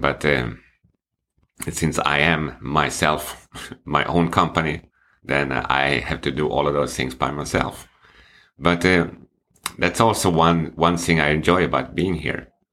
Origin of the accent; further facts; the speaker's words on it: Sweden; English is a second language; moved away as an adult; now in China; it's obvious that I'm from Sweden. which I am